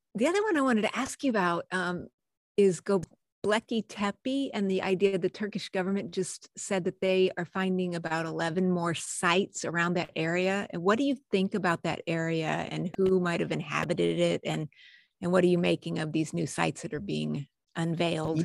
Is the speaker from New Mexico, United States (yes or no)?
yes; New Mexico, United States; I grew up in New Mexico, USA